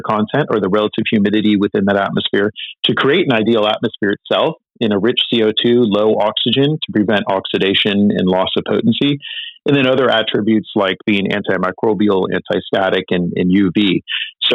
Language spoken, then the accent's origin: English; Northern California, United States; I grew up in Northern California